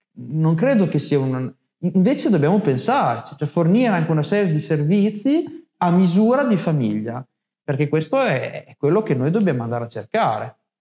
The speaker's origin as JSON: {"language": "Italian", "town": "Montombraro", "region": "Emilia-Romagna", "country": "Italy", "tie": "born or raised there", "said": "Io sono di Montombraro"}